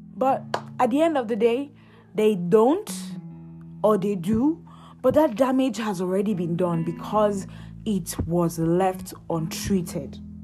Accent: Nigeria; I'm Nigerian.

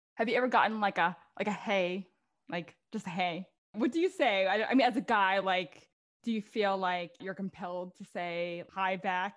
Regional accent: Philippines; now in New York, United States; being a Filipino, like our culture is very like distinct

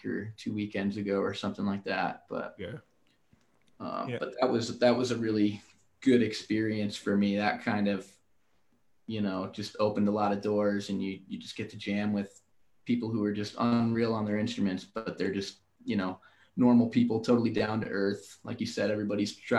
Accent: New Haven, Connecticut, United States; now in Colorado, United States; I'm from New Haven, Connecticut

